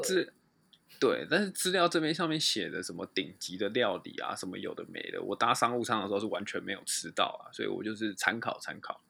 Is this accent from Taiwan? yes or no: yes; Taiwan; 身为台湾人，遇到地震就是哦，好地震